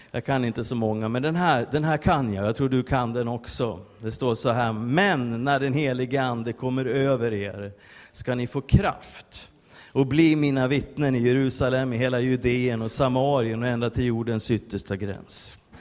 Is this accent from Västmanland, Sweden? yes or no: yes; Västerås, Västmanland, Sweden; jag kommer från Västerås